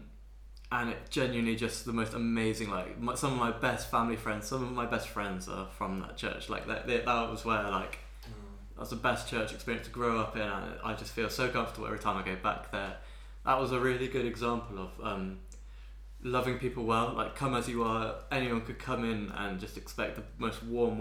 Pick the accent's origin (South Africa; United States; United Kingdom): United Kingdom; Bath, South West England; I ended up growing up in Bath